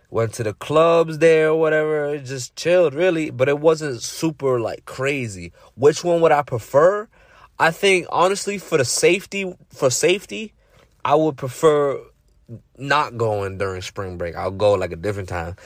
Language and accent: English; Massachusetts, United States; I'm coming from Massachusetts.